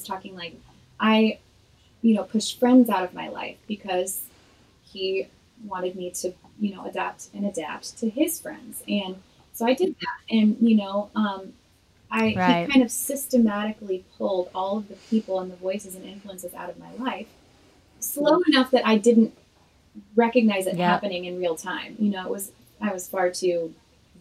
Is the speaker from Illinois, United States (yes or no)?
yes; Illinois, United States; moved away as an adult; now in Nashville, United States; I'm originally from Illinois